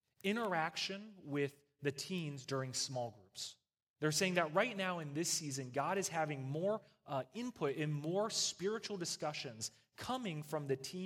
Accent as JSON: {"language": "English", "region": "East Coast", "country": "United States", "said": "So as you guys know, I'm from the East Coast, and they do church a very specific way on the East Coast, out in the hills, all right?"}